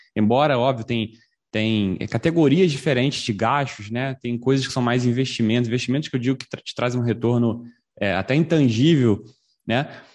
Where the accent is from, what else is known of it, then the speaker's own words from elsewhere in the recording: Brazil; falando como brasileiro